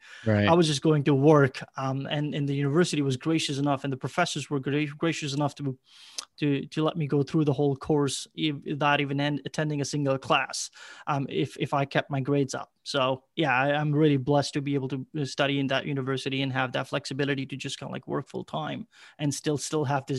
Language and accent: English; Ireland; also born or lived in Pakistan; No. I was born in Pakistan. About a month later, my mom and my dad, they all immigrated to Ireland. That's what I was raised for a good part of my life.